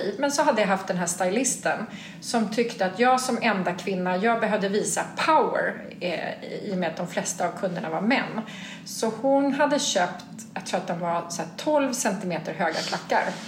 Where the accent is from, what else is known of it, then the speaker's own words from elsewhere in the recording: Sweden; en svensk liten ung flicksnärta